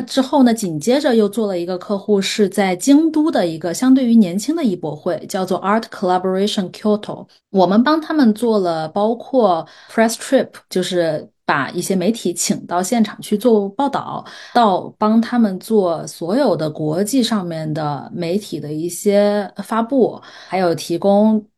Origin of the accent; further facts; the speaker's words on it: China; now in United States; 我们中国当代艺术